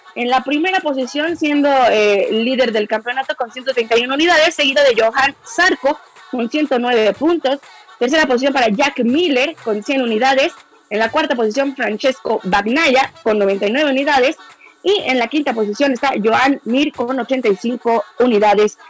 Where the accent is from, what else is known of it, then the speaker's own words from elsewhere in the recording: Mexico City, Mexico; moved away; yo soy orgullosamente de la Ciudad de México